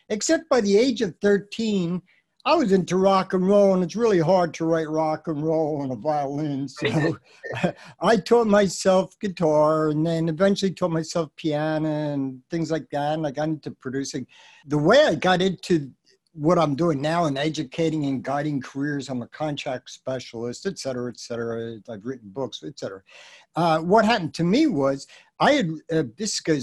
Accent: Philadelphia, Pennsylvania, United States; I'm a Philly boy, I came from Philly

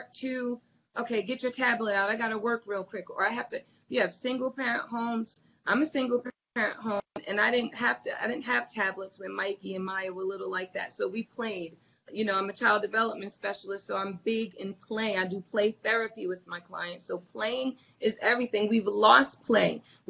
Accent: New Jersey, United States; growing up in Jersey, there were 50 people that if I just walked down the street the wrong way, my parents had a phone call

